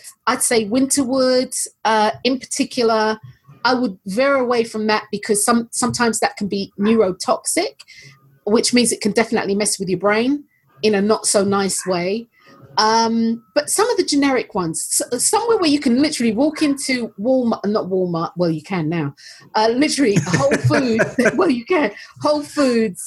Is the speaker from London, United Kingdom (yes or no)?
yes; London, United Kingdom; I was born and raised in North London